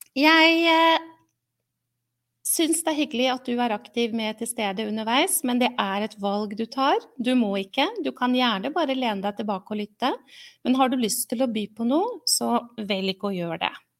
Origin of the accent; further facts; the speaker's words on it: Oslo, Norway; moved away as an adult; also born or lived in Mysen; now in Halden, Norway; Har eh, bodd i Oslo i min oppvekst og tidlig voksen alder